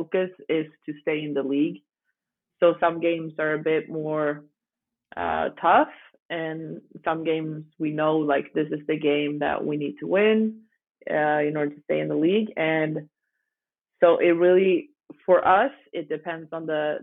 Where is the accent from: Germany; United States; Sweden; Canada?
Sweden; moved away as an adult; also born or lived in Italy; as a young girl growing up in Sweden